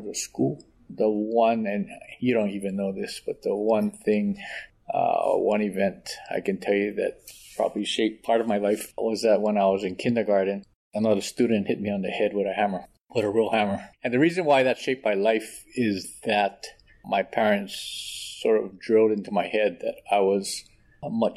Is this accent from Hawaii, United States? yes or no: yes; Honolulu, Hawaii, United States; born and raised in Honolulu.